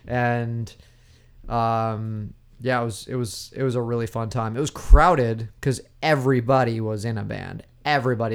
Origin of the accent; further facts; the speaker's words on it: Oregon, United States; moved away as an adult; also born or lived in Portland / Washington / Virginia; now in Los Angeles, United States; growing up in the Northwest and Oregon